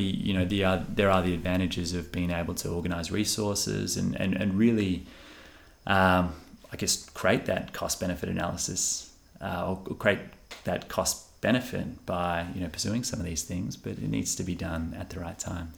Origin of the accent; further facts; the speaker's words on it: Western Australia, Australia; We're so fortunate to be from this region